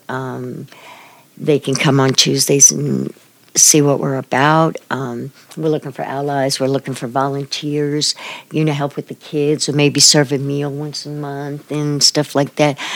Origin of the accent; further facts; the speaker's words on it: New York City, New York, United States; moved away as an adult; now in Manhattan, Kansas, United States; I'm from Brooklyn, New York, um, I've lived here in Manhattan since 2007